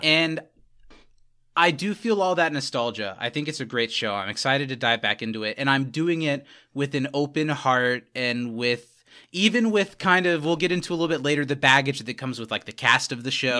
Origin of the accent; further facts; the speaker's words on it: Indiana, United States; didn't grow up in Wisconsin, but we grew up in Indiana